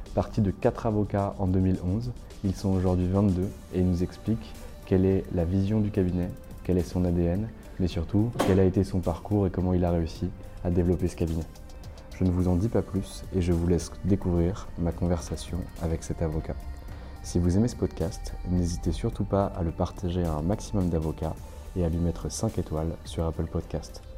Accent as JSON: {"language": "French", "town": "Nancy", "region": "Grand Est", "country": "France", "said": "je viens de région, je viens du, Grand Est, de Nancy"}